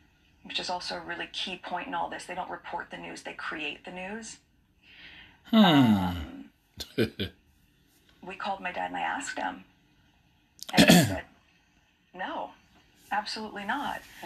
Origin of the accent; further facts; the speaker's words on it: United States; moved away; my being American